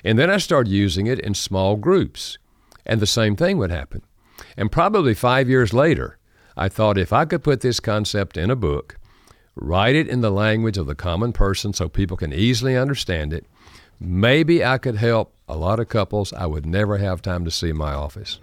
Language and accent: English; North Carolina, United States; accent: Southern American; I grew up in North Carolina. Uh, thus, I have a Southern American accent